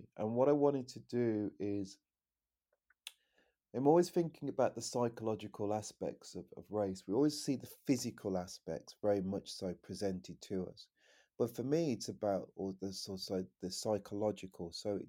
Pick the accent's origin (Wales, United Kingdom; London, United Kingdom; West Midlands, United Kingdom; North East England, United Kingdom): West Midlands, United Kingdom; You know, I come from the West Midlands, you know, and Enoch Powell